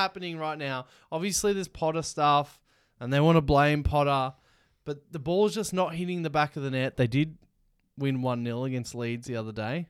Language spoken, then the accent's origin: English; Melbourne, Victoria, Australia; we're from Melbourne